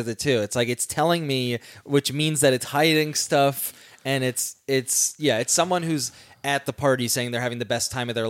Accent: East Coast, United States; moved away; Well, I'm from the East Coast, so we had Wawa.

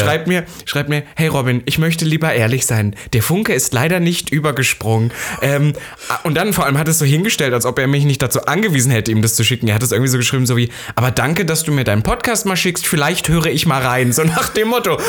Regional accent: East Germany, Germany; Ich bin ja Ossi

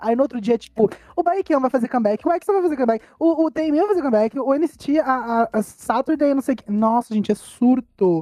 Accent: Brazil; A gente é brasileira

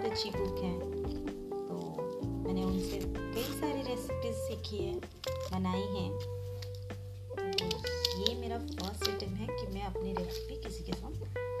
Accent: Tezpur, Assam, India; मैं आसाम के छोटे से शहर तेजपुर की रहने वाली हूँ

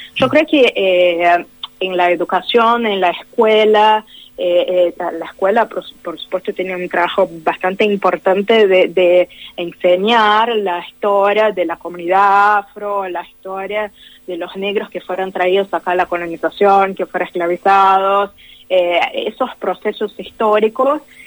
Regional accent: Brazil; yo soy de Brasil

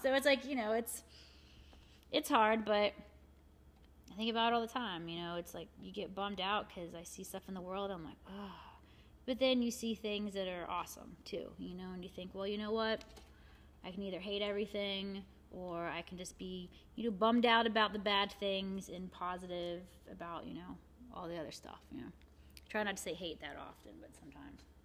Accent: Morgantown, West Virginia, United States; my hometown. You know, mm-hmm. Morgantown's not that big

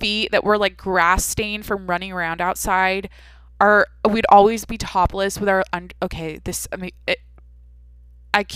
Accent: Washington, United States; moved away; I'm from Washington

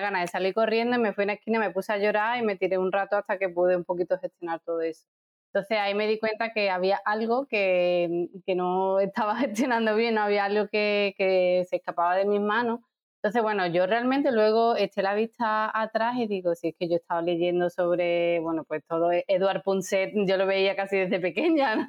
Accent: Seville, Andalusia, Spain; moved away as an adult; also born or lived in Dublin, Ireland / Jerez, Spain / Madrid, Spain / Santiago, Chile; yo eh, soy de Sevilla, pero viví en Dublín, luego en Jerez, luego me fui a Madrid, luego a Santiago de Chile, volví a Sevilla

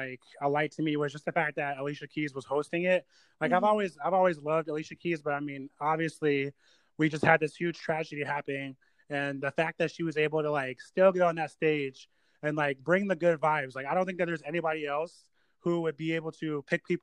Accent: Delaware, United States; I was born in Delaware, actually.

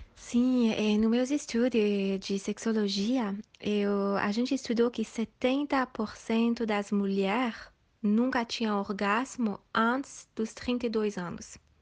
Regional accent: Switzerland; Portuguese is a second language; moved away as an adult; also born or lived in Asia; E eu sou da Suíça, metade brasileira, minha mãe é de Bahia. E eu nasci, e fui criada na Suíça

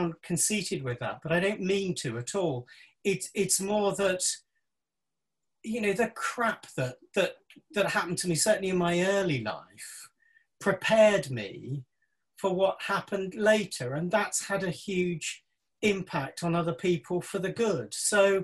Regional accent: Isle of Wight, South East England, United Kingdom; I was born on the Isle of Wight

